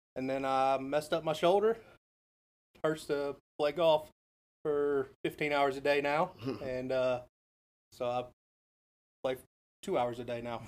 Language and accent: English; Nashville, Tennessee, United States; also born or lived in Smyrna, Tennessee; I am from Nashville. I was born and raised here